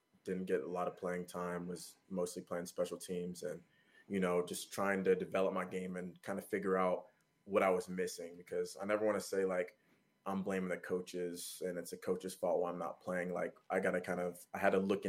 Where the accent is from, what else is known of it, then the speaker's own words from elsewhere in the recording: Georgia, United States; also born or lived in New York; I was born in New York actually, but lived my whole life in Georgia